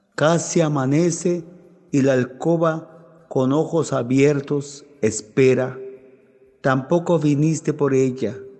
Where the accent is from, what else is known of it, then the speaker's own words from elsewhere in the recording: Huitiupán, Chiapas, Mexico; de mi pueblo Santa Catarina Las Palmas, municipio de Gutiupán